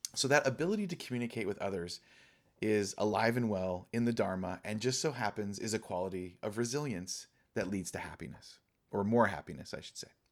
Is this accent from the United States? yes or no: yes; Laguna Beach, California, United States; now in Pacific Northwest, United States; I was born and raised in Orange County, and I was born and raised in Laguna, down by the coast